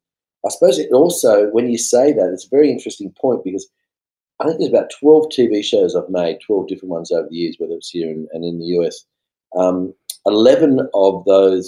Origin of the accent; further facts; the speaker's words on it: Blacktown, New South Wales, Australia; also born or lived in Tamworth, New South Wales; I was born in Tamworth, lived on a farm for 4 or 5 years, And then we left and went to a dairy farm. And we actually left that dairy farm when I was about 8, and we moved to the Western suburbs. So I actually grew up mainly around Blacktown area